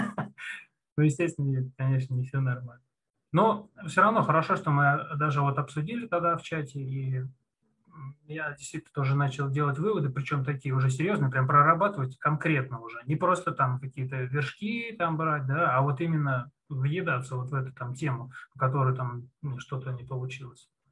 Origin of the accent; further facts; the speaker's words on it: Ramenskoye, Moscow Oblast, Russia; Я из Раменского, город Раменское